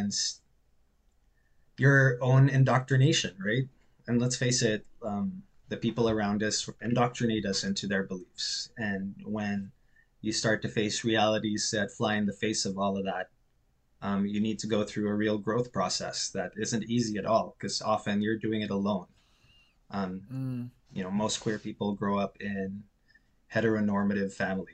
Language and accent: English; Philippines; moved away as an adult; also born or lived in Cebu; now in Halifax, Canada; I'm Filipino and Canadian, but I grew up in the Philippines.